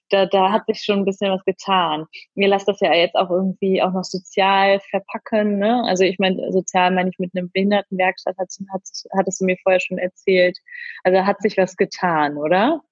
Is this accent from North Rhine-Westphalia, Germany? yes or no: yes; Cologne, North Rhine-Westphalia, Germany; Ja, also genau, wir kommen, oder beziehungsweise ich komme aus Köln